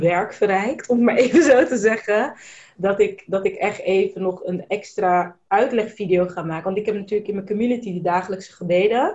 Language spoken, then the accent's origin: Dutch; Netherlands; also born or lived in Spain / Brussels / Abu Dhabi; ik ben in Nederland geboren